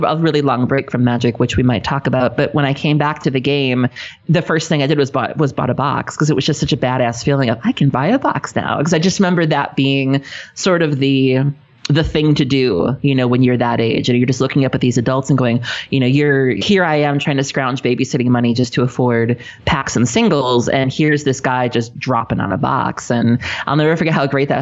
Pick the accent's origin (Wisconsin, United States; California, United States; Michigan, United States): Wisconsin, United States; South Milwaukee; I was raised in a city called South Milwaukee, which is actually the name of it.